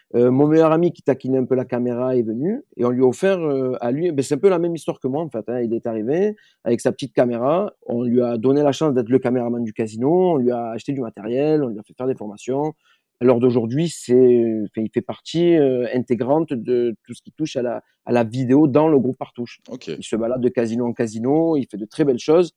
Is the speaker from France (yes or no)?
yes; Marseille, Provence-Alpes-Côte d'Azur, France; moved away; je viens de Marseille de base